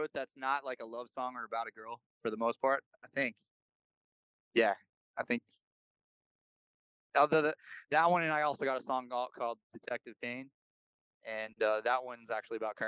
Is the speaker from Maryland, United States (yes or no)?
no; Florida, United States; now in Nashville, United States; I'm from Florida